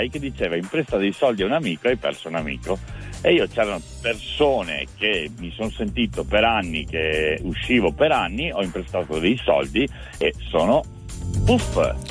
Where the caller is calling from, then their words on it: Portogruaro, Veneto, Italy; Io sono da Portoguaro in provincia di Venezia.